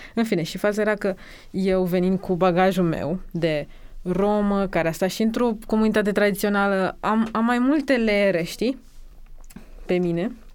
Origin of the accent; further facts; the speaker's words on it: Romania; also born or lived in Bucharest; în propria noastră țară, de când ne naștem aici